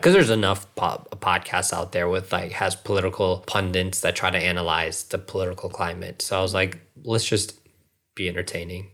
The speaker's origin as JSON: {"language": "English", "region": "Northern Virginia", "country": "United States", "tie": "born or raised there", "also_born_or_lived": "Springfield, Virginia / Reston, Virginia / Centreville, Virginia", "said": "I was born and raised in Northern Virginia"}